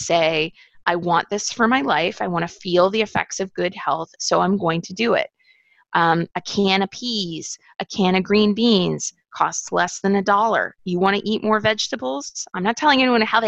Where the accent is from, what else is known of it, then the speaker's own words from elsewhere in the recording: United States; growing up in the United States and experiencing extreme poverty